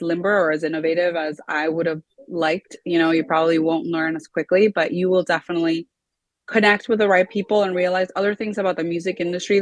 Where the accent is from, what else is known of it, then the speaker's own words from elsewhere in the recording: Miami, Florida, United States; also born or lived in South America; I was actually born here in Miami